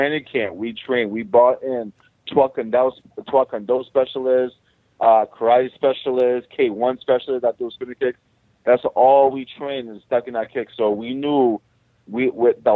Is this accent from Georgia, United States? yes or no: no; Boston, Massachusetts, United States; all my people in my hometown